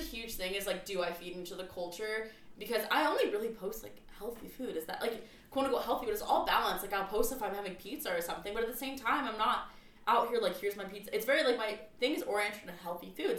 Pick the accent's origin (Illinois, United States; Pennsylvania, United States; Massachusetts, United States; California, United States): California, United States; North County San Diego; I grew up in North County